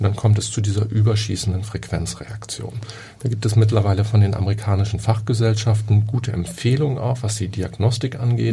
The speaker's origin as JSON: {"language": "German", "town": "Oldenburg", "region": "Lower Saxony", "country": "Germany", "tie": "born or raised there", "moved": "yes", "lives_now": "Hamburg, Germany", "said": "Ich bin in Oldenburg aufgewachsen"}